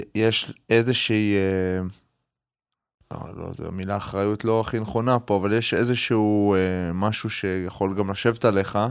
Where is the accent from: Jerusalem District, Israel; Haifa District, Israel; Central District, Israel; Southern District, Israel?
Haifa District, Israel; Haifa; בתור חיפאי שגדל ב... לא בעל הכרמל, אני גדלתי עם הרבה מאוד ערבים ישראלים